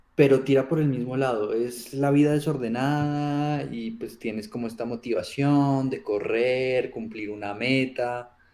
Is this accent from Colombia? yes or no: yes; Colombia; accent: Colombian; se me sale el colombiano por todo lado